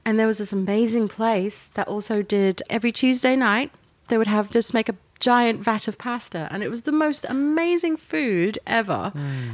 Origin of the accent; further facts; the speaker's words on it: Yorkshire and the Humber, United Kingdom; now in Apollo Bay, Australia; Growing up in Yorkshire